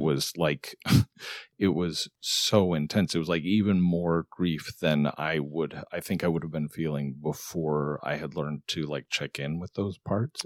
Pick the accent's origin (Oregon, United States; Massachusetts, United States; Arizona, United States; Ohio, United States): Arizona, United States; moved away; I grew up in Arizona, so I was back there where my family is